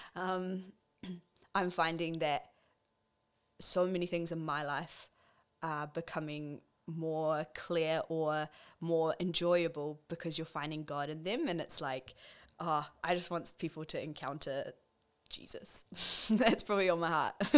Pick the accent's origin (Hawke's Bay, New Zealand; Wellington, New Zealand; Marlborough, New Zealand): Wellington, New Zealand; now in Auckland, New Zealand; I grew up in Wellington. I'm a pastor's kid. I have grown up within the church and then moved up to Auckland